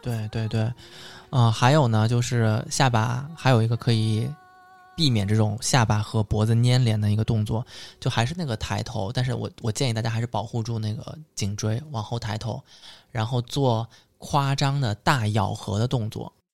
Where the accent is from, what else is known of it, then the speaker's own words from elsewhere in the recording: Suzhou, Jiangsu, China; 我们苏州人其实是跟上海人差不多啊，我们做菜喜欢放很多糖，很甜的